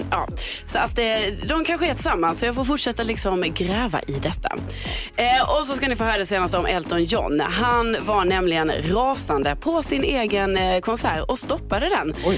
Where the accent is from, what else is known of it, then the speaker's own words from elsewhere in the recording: Lund, Skåne, Sweden; accent: Scanian; now in Stockholm, Sweden; jag skrev att jag är från Lund då, för då tänkte jag så här, ja ah, men då skriver jag det. Eh, för att jag har min skånska dialekt